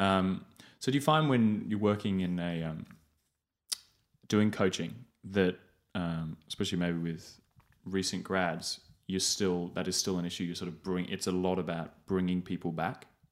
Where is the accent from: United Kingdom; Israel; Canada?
United Kingdom; England; moved away as an adult; I grew up in England